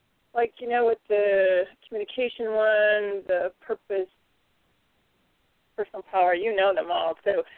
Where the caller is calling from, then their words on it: Ocala, Florida, United States; This is … in Ocala, Florida.